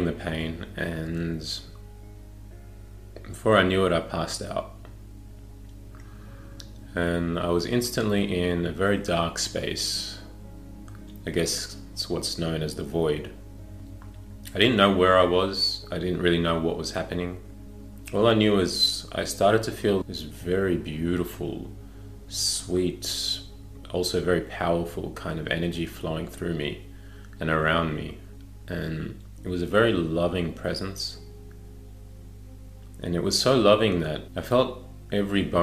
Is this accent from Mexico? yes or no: no; Melbourne, Victoria, Australia; I was born and raised in Melbourne, Australia